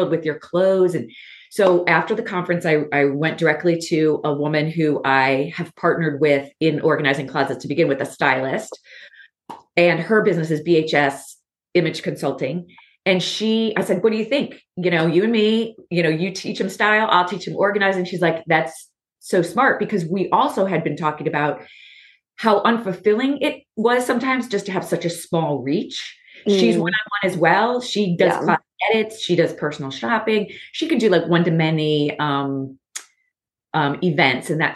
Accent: Baltimore, Maryland, United States; I'm from Baltimore.

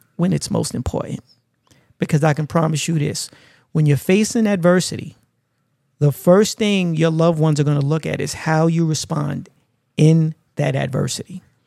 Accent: New York City, New York, United States; growing up in Brooklyn, uh, was always hustle and bustle

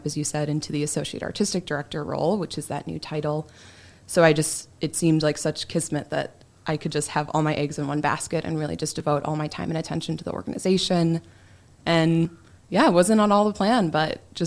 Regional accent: Kenosha, Wisconsin, United States; moved away as an adult; now in Kalamazoo, United States; I'm originally from Kenosha, Wisconsin

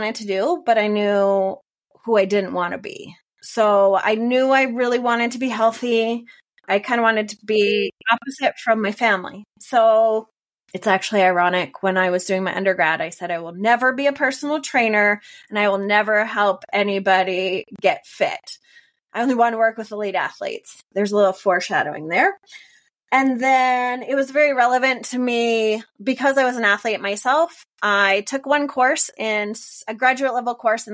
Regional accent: Canada; moved away as an adult; also born or lived in Finland; now in Denver, United States; that's where I grew up in Canada

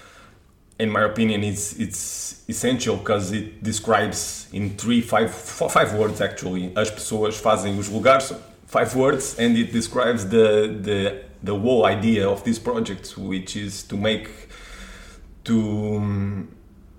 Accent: Torres Vedras, Lisbon, Portugal; English is a second language; I grew up in Torres Vedras, the city.

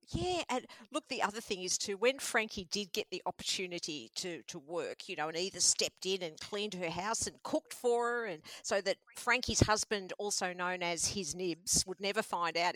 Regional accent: Mordialloc, Victoria, Australia; I grew up in Mordialloc, and that was also a new area at that time in the 60s.

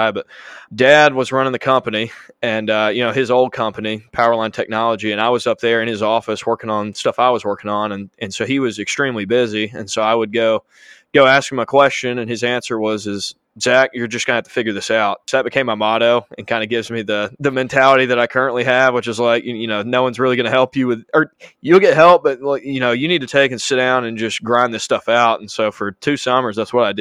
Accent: Chelsea, Alabama, United States; I'm originally from Birmingham, just out of Birmingham called Chelsea, and grew up

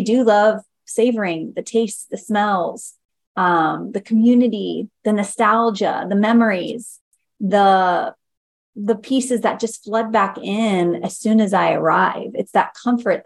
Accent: Baltimore, Ohio, United States; moved away; also born or lived in Pataskala, Ohio / Pickerington, Ohio; my hometown is Baltimore, Ohio, but I went to school from Pataskala, Ohio

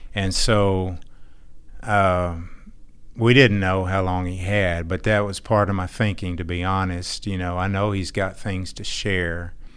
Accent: Texas, United States; also born or lived in Fort Worth, Texas / Irving, Texas; I'm from Texas

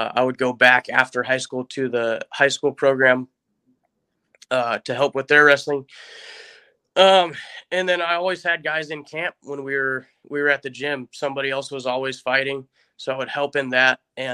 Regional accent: Alaska, United States; moved away as an adult; now in Georgia, United States; originally born and raised in Alaska, moved down to Georgia 3 years ago now, I think, right out of high school, 2010. I graduated in 2010

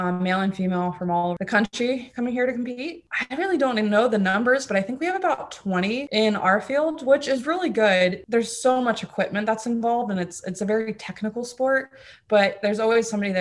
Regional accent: Fort Lauderdale, Florida, United States; first language German; English is a second language; also born or lived in Mannheim, Germany; I was born in Mannheim, Germany. My dad is German. My mom is actually American. And I lived there until I was six. And it was actually my first language. And then we went over to Fort Lauderdale, Florida

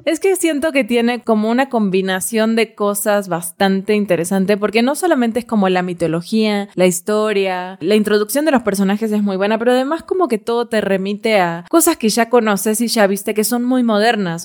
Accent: Argentina; a mí como argentina

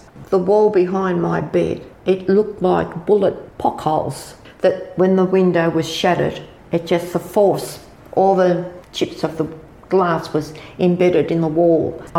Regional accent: Sydney, New South Wales, Australia; now in Kiama, Australia; No, I was born in Sydney and we came for a drive. I think it was in the early 60s and we fell in love with Kiama. We bought the land in 1970. We came and moved in this house in 1974.

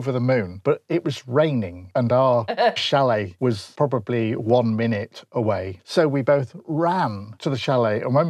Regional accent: Grimsby, Yorkshire and the Humber, United Kingdom; I come from Grimsby

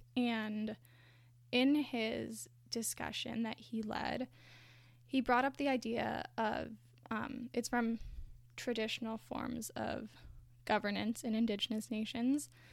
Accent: Canada; my own identity as a white person in Canada

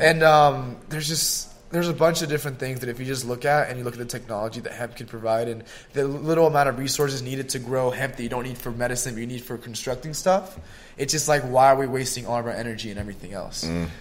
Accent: Gwinnett County, Georgia, United States; also born or lived in Miami / El Salvador; I started like elementary and like middle school for sure in Gwinnett County

